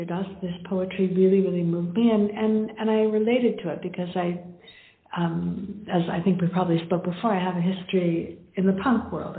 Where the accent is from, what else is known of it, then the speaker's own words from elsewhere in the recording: Canada; now in India; When I'm living in India now, but I'm from Canada